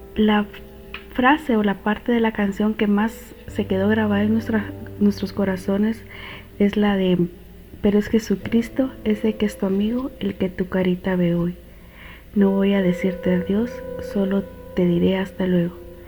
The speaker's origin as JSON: {"language": "Spanish", "country": "Guatemala", "said": "soy de Guatemala"}